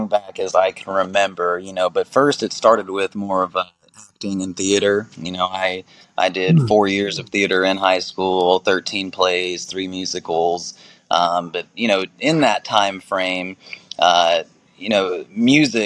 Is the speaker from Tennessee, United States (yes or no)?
yes; Nashville, Tennessee, United States; moved away as an adult; now in Fort Walton Beach, United States; I was actually born and raised in Nashville, Tennessee, and spent 22 years there before moving here to Florida.